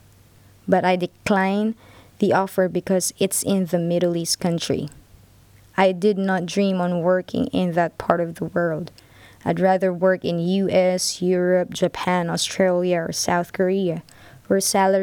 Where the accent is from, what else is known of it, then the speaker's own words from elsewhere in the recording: Philippines; Born and raised in the Philippines, second to the eldest of 5